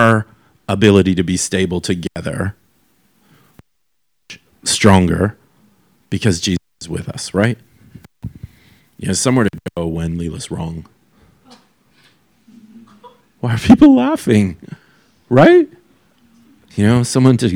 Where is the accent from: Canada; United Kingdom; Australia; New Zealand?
Canada; as a young person who was growing up in Canada